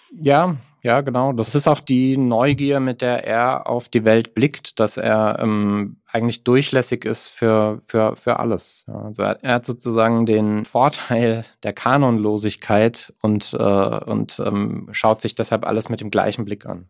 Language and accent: German; Mannheim, Baden-Württemberg, Germany; ich bin in Mannheim aufgewachsen